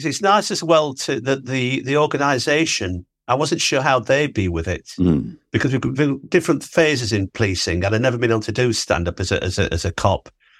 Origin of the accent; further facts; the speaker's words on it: Sheffield, Yorkshire and the Humber, United Kingdom; also born or lived in Australia; So early memories of growing up in Sheffield. So working class family, council house in Sheffield was where I grew up. But my earliest memories are in Australia, really, because we were the £10 Poms.